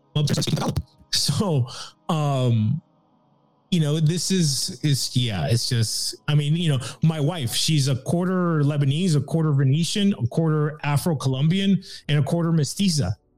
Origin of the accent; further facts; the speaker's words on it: Nicaragua; I'm from Nicaragua.